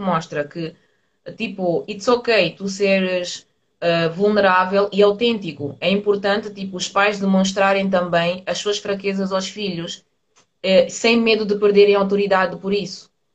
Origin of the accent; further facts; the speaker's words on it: Portugal; eu nasci aqui em Portugal